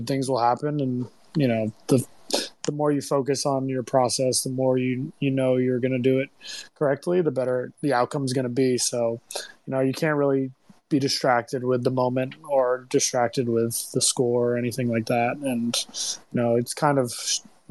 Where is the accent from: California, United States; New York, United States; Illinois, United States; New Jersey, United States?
New York, United States; New York City; moved away as an adult; also born or lived in Austin; now in Chicago, United States; I'm from New York City